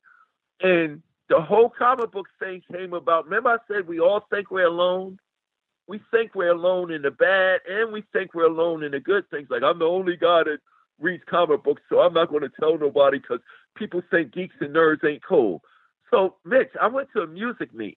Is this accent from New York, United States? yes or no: yes; New York City, New York, United States; from Hollis, Queens, New York